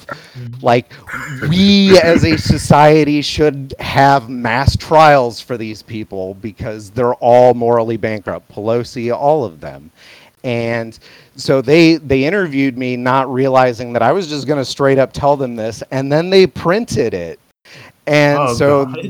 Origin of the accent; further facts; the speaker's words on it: Flint, Michigan, United States; moved away as an adult; now in San Antonio, United States; I'm from Flint. I was born in Flint in the 80s